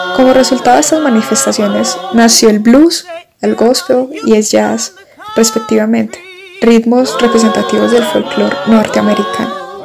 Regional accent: Colombia

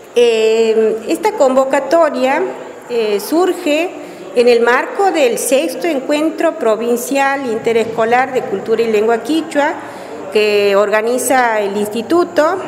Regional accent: Bandera Bajada, Santiago del Estero, Argentina; soy oriunda del lugar, nací en Bandera Bajada y crecí en Bandera Bajada

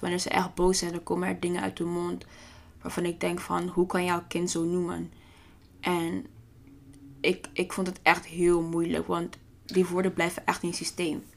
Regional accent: The Hague, South Holland, Netherlands; ik ben geboren en getogen in Den Haag

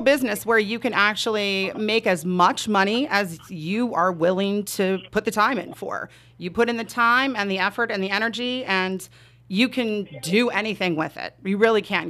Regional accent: Southern California, United States; moved away as an adult; now in southwestern Pennsylvania, United States; I'm born and raised in Southern California

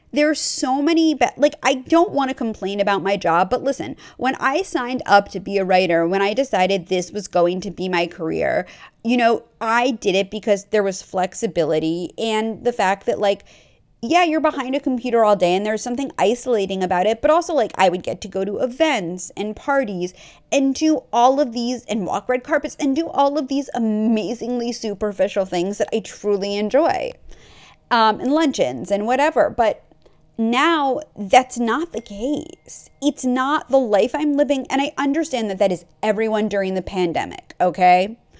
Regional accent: New York, United States; I grew up on the East Coast. I grew up in New York

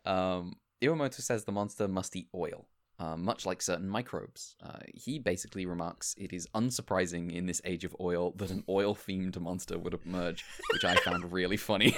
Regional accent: United Kingdom; being British

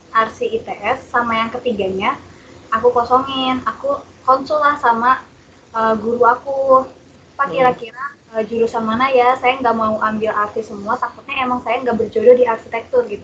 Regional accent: Pandeglang, Banten, Indonesia; Aku asalnya dari Kabupaten Pandeglang, Banten, di pelosok ujung kulon, tapi nggak sampai ujung kulon sih.

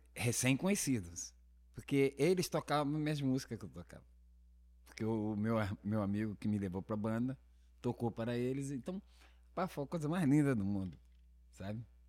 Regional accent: Brasília, Federal District, Brazil; also born or lived in Rio de Janeiro; eu sou carioca, criado em Brasília

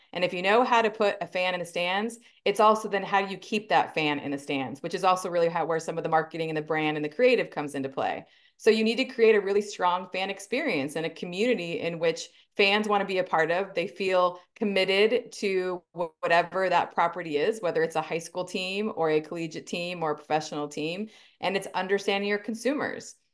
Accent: Simi Valley, California, United States; moved away as an adult; also born or lived in Arizona; So I am a California native. I grew up in Southern California, um, in a town called Simi Valley, um, so in the Ventura County area

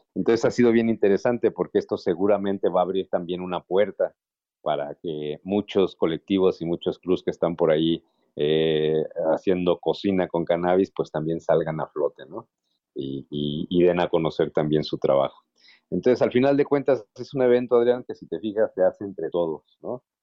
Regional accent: Mexico; nuestra cultura como mexicanos

